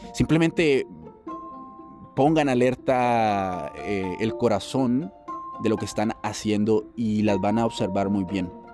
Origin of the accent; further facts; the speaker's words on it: Mexico; soy de México